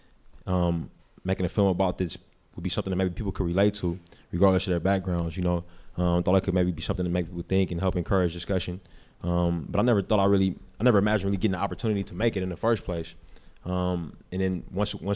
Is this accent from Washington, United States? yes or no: no; Bay Area, California, United States; I'm from the Bay Area. I was born and raised there, been there my whole life